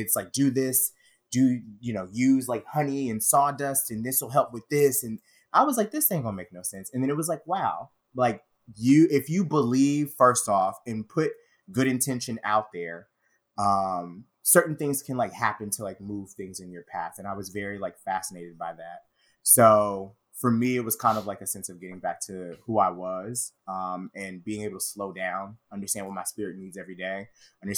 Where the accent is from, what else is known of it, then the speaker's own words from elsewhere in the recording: the South, United States; as a gay Black man growing up in the South